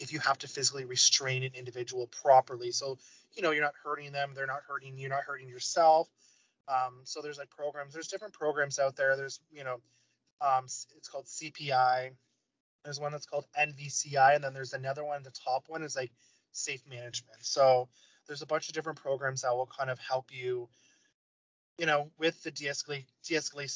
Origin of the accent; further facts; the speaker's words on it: London, Ontario, Canada; I'm from London, Ontario